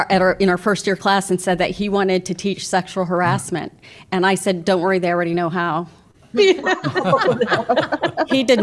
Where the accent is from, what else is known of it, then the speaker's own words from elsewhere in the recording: Alaska, United States; I was born in Alaska